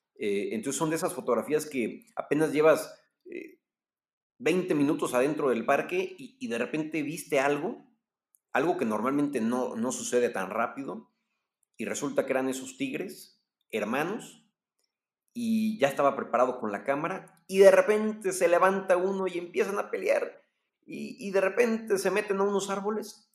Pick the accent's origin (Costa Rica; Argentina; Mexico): Mexico; soy mexicano